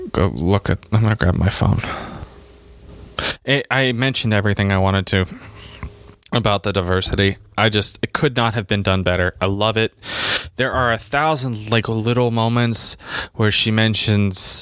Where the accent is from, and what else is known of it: United States